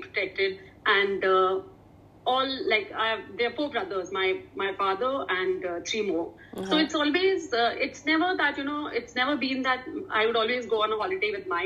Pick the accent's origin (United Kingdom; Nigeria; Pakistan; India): India; Bangalore, Karnataka; I was born in Bangalore, which is, for me, now that I'm into nutrition, I call it city of carbs, you know, with idlis, dosas, and there's so much rice available. Uh-huh. So now I relate it to a city of carbs. That's my hometown